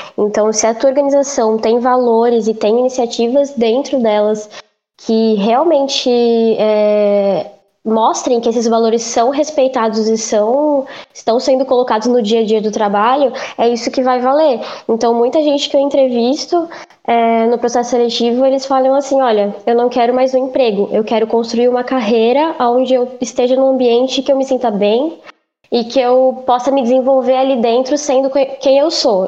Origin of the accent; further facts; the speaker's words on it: interior of São Paulo, Brazil; moved away as an adult; now in Florianópolis, Brazil; eu sou do interior de São Paulo. É, eu vim para Floripa em 2015 fazer psicologia na Federal